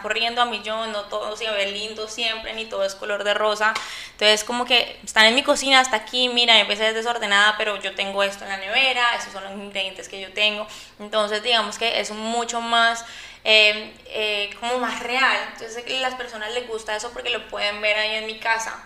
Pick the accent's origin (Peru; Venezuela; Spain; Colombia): Colombia; yo soy de Colombia, eh, mis papás son paisas